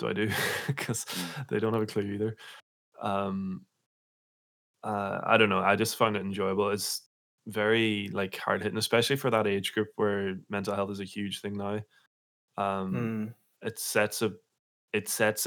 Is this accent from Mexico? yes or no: no; Letterkenny, Ulster, Ireland; growing up in Letterkenny